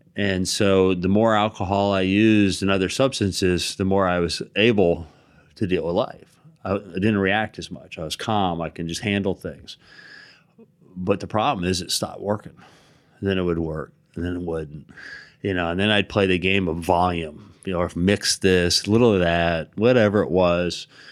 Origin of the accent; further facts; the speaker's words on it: Hawaii, United States; growing up in Hawaii, surfing